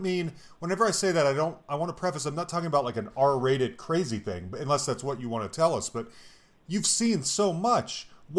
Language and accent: English; Concord, California, United States; I grew up in the Bay Area.